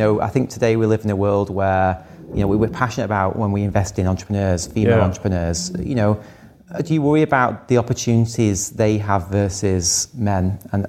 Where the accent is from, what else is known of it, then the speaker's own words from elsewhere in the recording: Blackpool, North West England, United Kingdom; You know, I grew up in Blackpool and wanted to make a better life for myself.